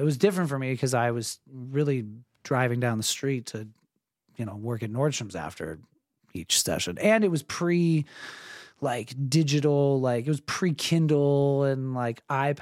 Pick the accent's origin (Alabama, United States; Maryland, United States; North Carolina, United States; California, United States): California, United States; San Diego; moved away as an adult; also born or lived in Santa Barbara / Los Angeles; I grew up in San Diego